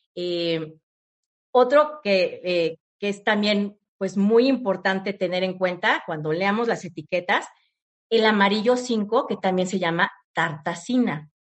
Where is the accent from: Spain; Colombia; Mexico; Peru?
Mexico; somos mexicanos